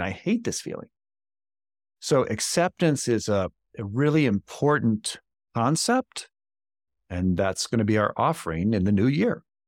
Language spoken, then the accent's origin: English; Baltimore, Maryland, United States; Baltimore, Maryland, my hometown.